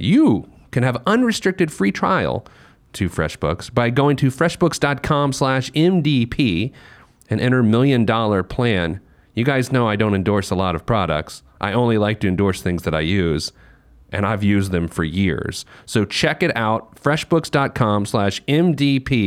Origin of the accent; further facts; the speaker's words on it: New York, United States; as a New Yorker